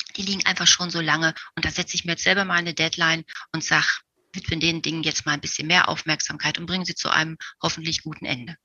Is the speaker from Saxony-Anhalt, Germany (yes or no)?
yes; Magdeburg, Saxony-Anhalt, Germany; Meine Oma war Damenmaßschneiderin und sie wohnte bei uns zu Hause in Magdeburg mit uns in einem Haus